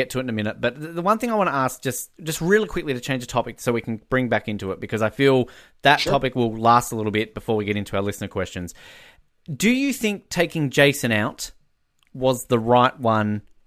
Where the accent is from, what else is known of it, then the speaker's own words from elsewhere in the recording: Australia; I'm just an Australian